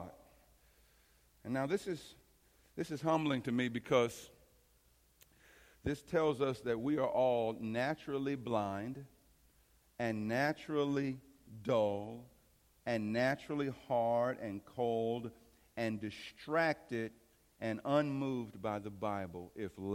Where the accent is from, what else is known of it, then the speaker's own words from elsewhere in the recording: East St. Louis, Illinois, United States; growing up in East St. Louis